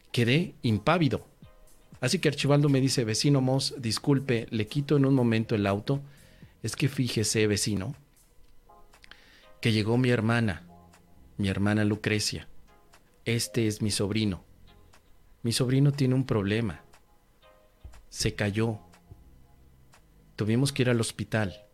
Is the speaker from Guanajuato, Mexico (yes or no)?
no; Tangamandapio, Michoacán, Mexico; regresaba en automóvil en mi carro de haber ido a mi pueblo natal, Tangamandapio. Un pueblito bellísimo, arrebolado en sus calles, con un lago y un estanque tan precioso. Tangamandapio, mi pueblo natal.